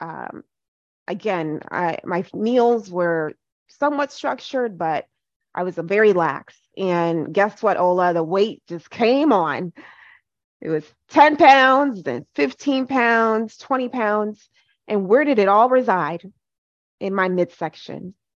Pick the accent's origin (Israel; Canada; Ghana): Ghana; now in United States; I am Ghanaian